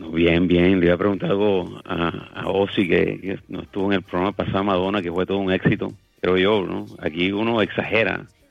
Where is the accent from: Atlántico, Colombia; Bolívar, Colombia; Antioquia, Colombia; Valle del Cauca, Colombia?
Atlántico, Colombia; Barranquilla; mi ciudad natal, Barranquilla